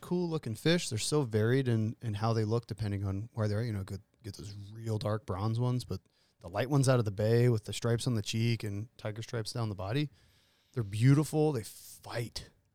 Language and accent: English; Pennsylvania, United States; moved away; I grew up in Pennsylvania on the Allegheny